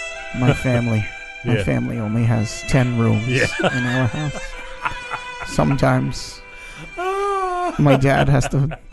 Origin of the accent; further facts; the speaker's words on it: New York City, New York, United States; moved away; also born or lived in Staten Island; Well, we're from Brooklyn.